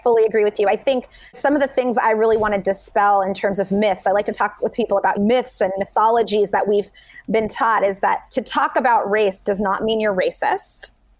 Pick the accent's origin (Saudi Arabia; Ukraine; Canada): Saudi Arabia; I grew up abroad in Saudi Arabia. I went to international school with students from over 50 countries